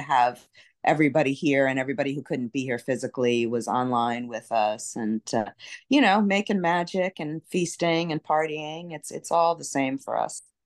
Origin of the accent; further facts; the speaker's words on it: New York City, New York, United States; now in New Orleans, United States; I grew up in Brooklyn, so I'm a New York City person, and, uh, there's, there's not that many that were born and raised in New York, but I'm one of 'em